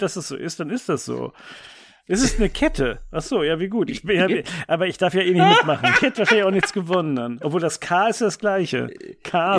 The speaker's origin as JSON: {"language": "German", "country": "Germany", "said": "bei uns in Deutschland"}